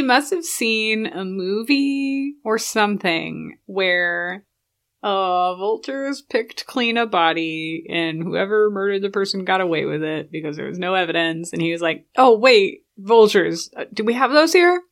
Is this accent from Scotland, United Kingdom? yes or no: no; London, United Kingdom; now in United States; I grew up, half of my growing up in London, where they had C C T V on every corner